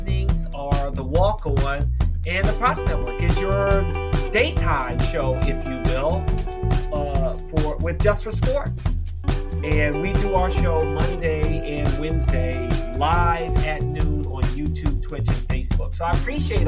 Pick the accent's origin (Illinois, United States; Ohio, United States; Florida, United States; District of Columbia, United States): District of Columbia, United States; Washington; growing up in Washington, D.C. proper